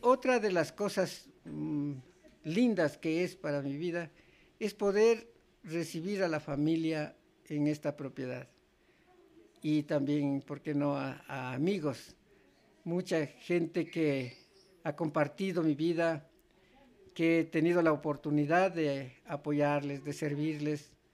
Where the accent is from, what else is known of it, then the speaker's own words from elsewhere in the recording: Sigchos, Cotopaxi, Ecuador; lo que era mi pueblo, Sichos